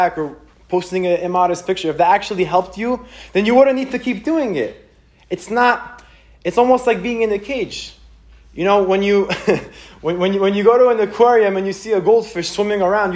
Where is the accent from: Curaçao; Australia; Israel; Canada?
Israel; now in United States; I grew up in Israel